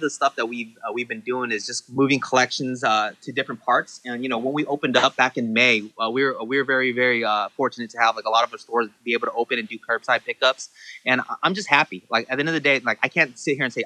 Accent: Santa Ana, California, United States; growing up in Santa Ana, I'm Vietnamese

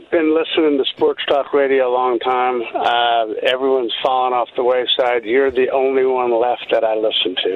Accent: Phoenix, Arizona, United States; I grew up in Phoenix. I was uh, 14 years old when the Suns were born

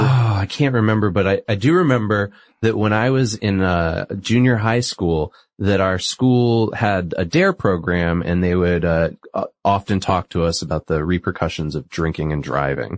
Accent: New England, United States; I'm from New England

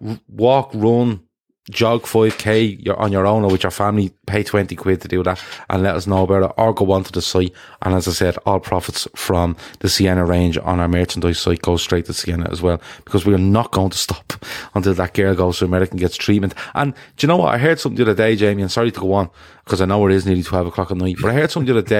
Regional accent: Dublin, Leinster, Ireland; I'm from Dublin in Ireland

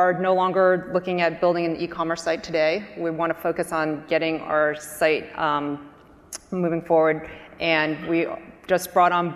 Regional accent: New Jersey, United States; I was raised in New Jersey in a small town

